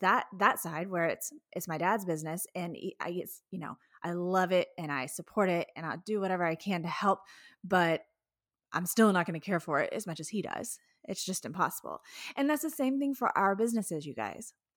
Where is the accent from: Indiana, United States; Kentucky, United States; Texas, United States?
Texas, United States; Houston; I'm from Houston